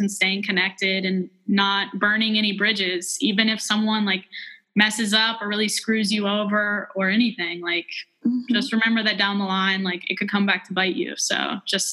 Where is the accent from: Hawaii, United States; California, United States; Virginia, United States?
Virginia, United States; Christiansburg; I was from Christiansburg